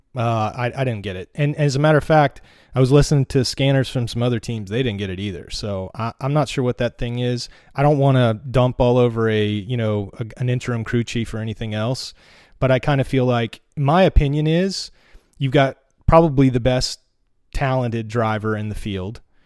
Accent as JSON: {"language": "English", "region": "North Carolina", "country": "United States", "tie": "born or raised there", "moved": "as an adult", "lives_now": "Portland, United States", "said": "I grew up in the mountains of North Carolina"}